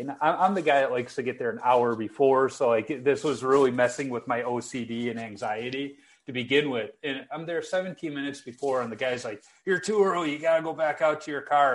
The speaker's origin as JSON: {"language": "English", "town": "Chicago", "region": "Illinois", "country": "United States", "tie": "born or raised there", "said": "me growing up in Chicago"}